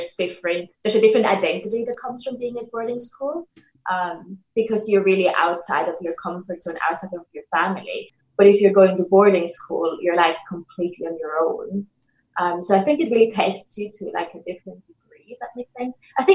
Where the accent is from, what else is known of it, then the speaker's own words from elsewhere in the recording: Italy; English is a second language; now in United Kingdom; So I generally always answer it by saying I'm from Italy. And then people immediately go like, oh, hey, but you don't sound Italian.